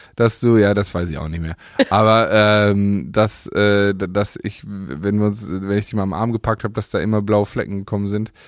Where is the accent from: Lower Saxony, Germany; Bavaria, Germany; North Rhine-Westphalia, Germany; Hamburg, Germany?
North Rhine-Westphalia, Germany; Paderborn; meine Heimatstadt